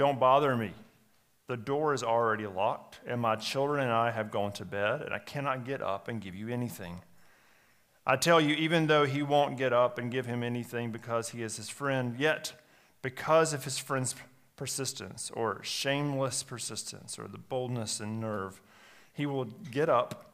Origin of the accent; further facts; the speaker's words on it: United States; as American Christians